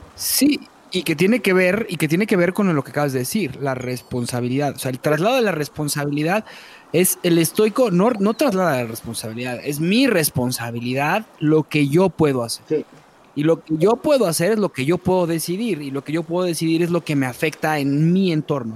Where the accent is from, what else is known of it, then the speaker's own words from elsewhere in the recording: Mexico; En México somos mexicanos